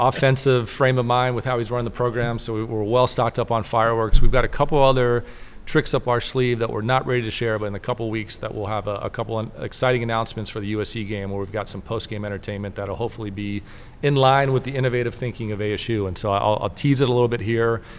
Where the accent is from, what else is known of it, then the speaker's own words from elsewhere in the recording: Mobile, Alabama, United States; now in Tempe, United States; I grew up in Mobile, Alabama